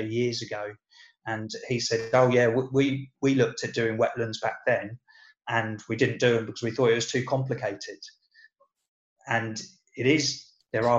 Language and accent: English; Brighton, South East England, United Kingdom; I grew up in Brighton, and so, you know, as a kid, I used to mess around in both the River Ouse down there